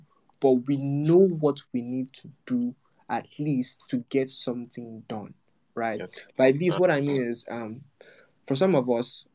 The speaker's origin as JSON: {"language": "English", "country": "Nigeria"}